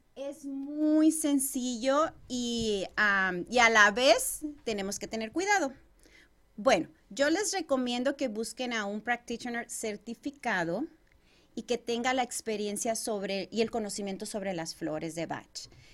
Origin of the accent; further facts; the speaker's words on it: Chihuahua, Mexico; moved away as an adult; now in Arizona, United States; yo soy originaria de Chihuahua, México. Tengo ya alrededor de 19 años viviendo en este país